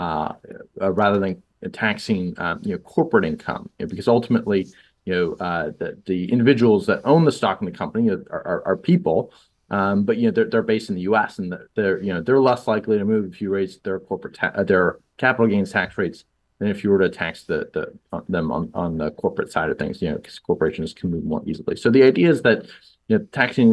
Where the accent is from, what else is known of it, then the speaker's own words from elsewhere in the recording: Toronto, Ontario, Canada; I grew up in Toronto